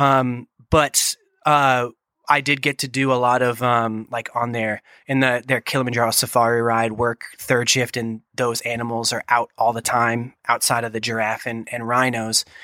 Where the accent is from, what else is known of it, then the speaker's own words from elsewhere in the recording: Boston, Massachusetts, United States; moved away; I'm from New England originally, the greater Boston area